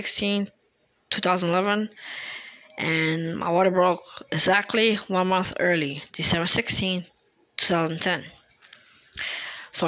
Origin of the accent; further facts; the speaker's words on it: Philadelphia, Pennsylvania, United States; moved away; my hometown in Philadelphia